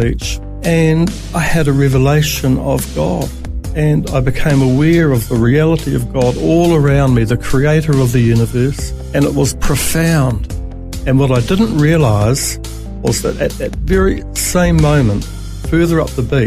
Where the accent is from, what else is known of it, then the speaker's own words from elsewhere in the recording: Auckland, New Zealand; now in Australia; I was born in New Zealand in Auckland